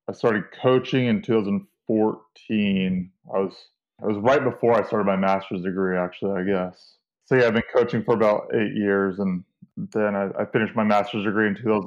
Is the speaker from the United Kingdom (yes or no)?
no; Central California, United States; moved away as an adult; also born or lived in Penn State University; now in Pennsylvania, United States; I'm from Central California, and I mean, it's 105 degrees all summer there